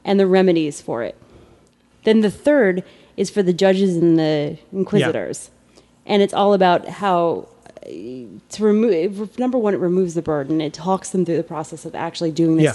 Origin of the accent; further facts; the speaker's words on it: New Jersey, United States; I'm from Jersey